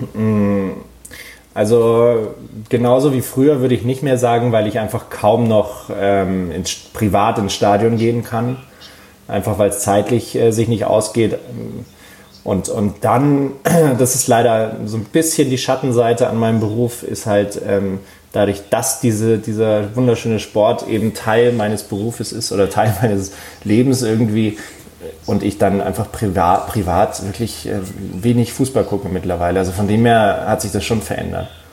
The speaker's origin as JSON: {"language": "German", "town": "Munich", "region": "Bavaria", "country": "Germany", "tie": "born or raised there", "said": "ich bin ja in München aufgewachsen"}